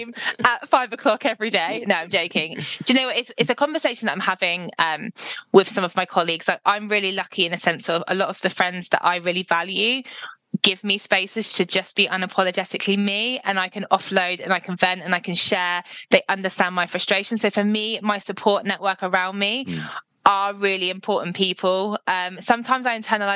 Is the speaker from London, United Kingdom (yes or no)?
no; Devon, South West England, United Kingdom; I'm literally from Devon